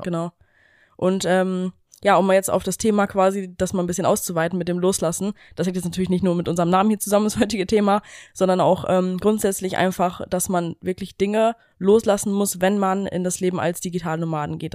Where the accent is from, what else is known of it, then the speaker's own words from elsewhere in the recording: Germany; wir kommen ja ähm, aus Deutschland da aus der Ecke quasi, direkt an der Grenze von Holland